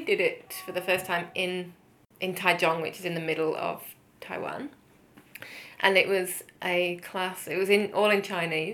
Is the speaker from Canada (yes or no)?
no; Leeds, Yorkshire and the Humber, United Kingdom; moved away as an adult; also born or lived in Liverpool / Taipei; now in Melbourne, Australia; So I'm from the UK originally. I grew up in Leeds, which is quite a smallish city in the north of England